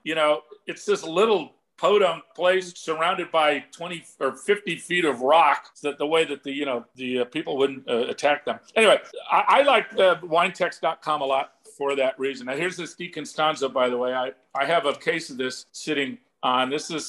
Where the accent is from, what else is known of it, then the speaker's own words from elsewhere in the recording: Scotland, United Kingdom; Number one, being a Scotsman, I could not personally avow myself to drink a wine that I bought for $300 that somebody will pay me $3,500 for. I'm just too cheap.